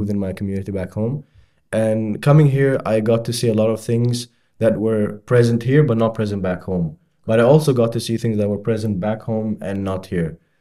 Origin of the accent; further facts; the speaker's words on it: Bahrain; moved away as an adult; now in Edinburgh, United Kingdom; I'm from Bahrain